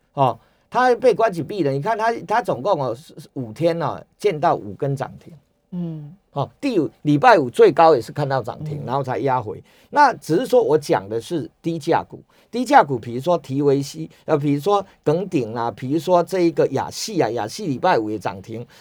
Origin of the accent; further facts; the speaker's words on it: Chiayi, Taiwan; 我是嘉义人嘛，所以， 所以我知道那个地方